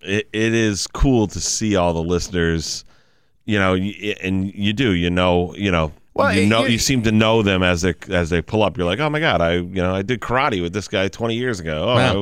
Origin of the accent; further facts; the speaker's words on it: Western Massachusetts, United States; I've been fortunate to live right here in Western Mass my whole life